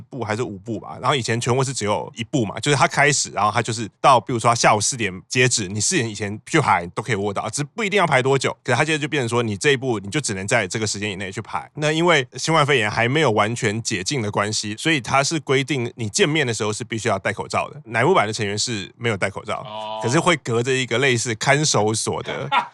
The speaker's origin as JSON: {"language": "Chinese", "country": "Taiwan", "said": "我是从台湾来的"}